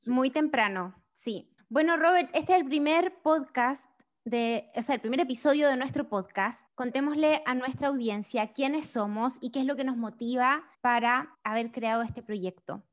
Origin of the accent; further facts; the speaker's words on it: Chile; moved away as an adult; now in United States; soy chilena, vivo en Estados Unidos hace casi cinco años